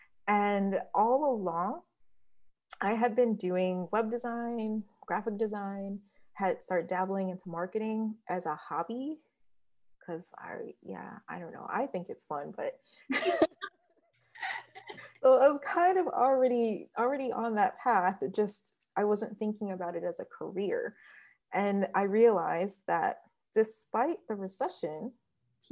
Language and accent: English; Detroit, Michigan, United States; also born or lived in Ithaca, New York; now in Queens, New York, United States; I'm from Detroit, Michigan, originally.